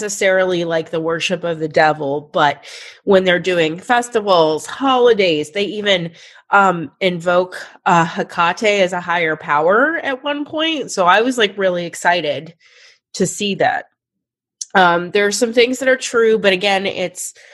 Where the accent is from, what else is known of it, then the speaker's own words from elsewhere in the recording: Pittsburgh, Pennsylvania, United States; I'm just from Pittsburgh